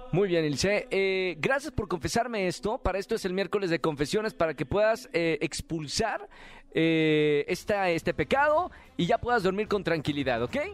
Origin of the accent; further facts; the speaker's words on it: Nuevo León, Mexico; Nuevo León, de mi tierra